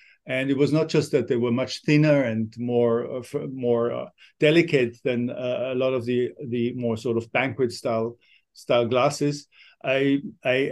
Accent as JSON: {"language": "English", "town": "Kufstein", "region": "Tyrol", "country": "Austria", "tie": "born or raised there", "moved": "as an adult", "lives_now": "Japan", "said": "when I was a boy, I was basically growing up behind the Riedel factory. I was learning how to ski just behind the factory. So I knew Riedel was there. It was my hometown, Kufstein in Austria"}